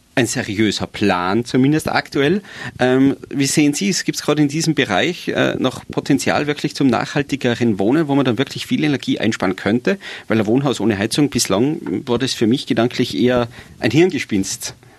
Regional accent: Tyrol, Austria; bei uns in Tirol

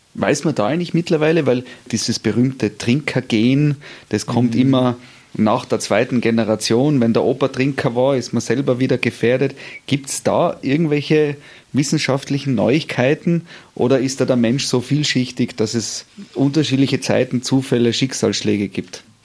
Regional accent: Tyrol, Austria; bei uns in Tirol

